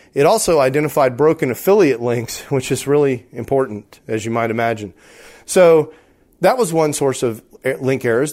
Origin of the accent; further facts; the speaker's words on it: Texas, United States; I'm from Texas, and we don't have fancy words down in Texas.